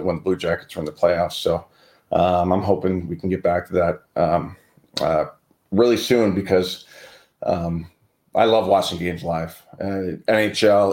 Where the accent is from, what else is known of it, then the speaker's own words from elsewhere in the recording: Cleveland, Ohio, United States; being from Cleveland, Ohio.